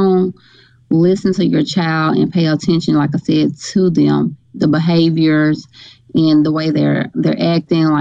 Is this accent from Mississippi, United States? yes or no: yes; Grenada, Mississippi, United States; now in Oxford, United States; I'm from Grenada, Mississippi